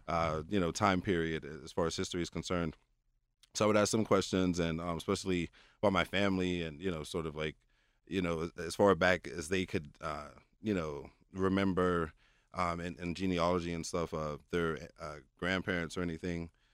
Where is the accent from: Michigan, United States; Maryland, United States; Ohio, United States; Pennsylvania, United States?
Pennsylvania, United States; Pittsburgh; my hometown